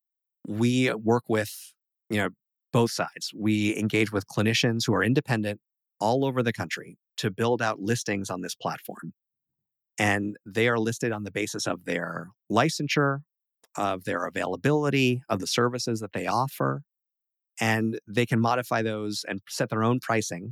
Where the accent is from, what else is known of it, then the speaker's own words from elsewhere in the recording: New York, United States; We're both from New York